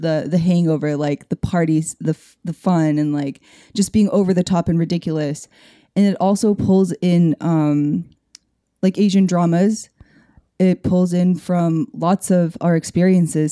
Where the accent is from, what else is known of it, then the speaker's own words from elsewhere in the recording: Canada; I'm Canadian-Korean